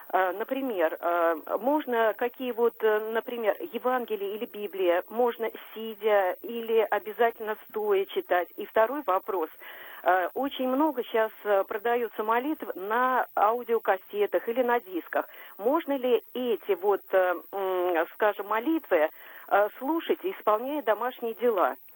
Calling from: Moscow, Russia; я из Москвы.

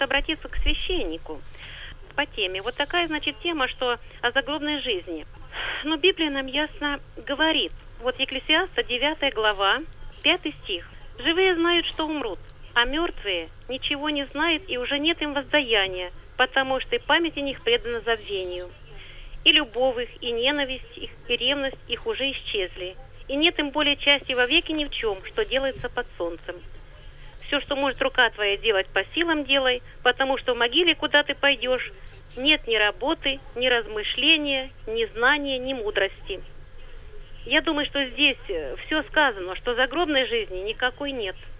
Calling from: Belgorod, Belgorod Oblast, Russia; Я звоню из Белгорода

